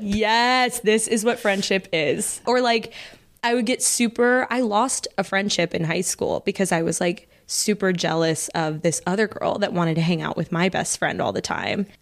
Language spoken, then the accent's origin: English; Dallas, Texas, United States; moved away; we are both from Dallas